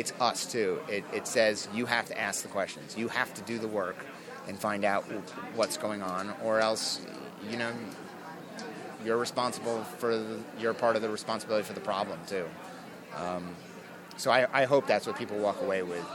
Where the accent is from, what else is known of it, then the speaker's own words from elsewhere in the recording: Long Island, New York, United States; I grew up on Long Island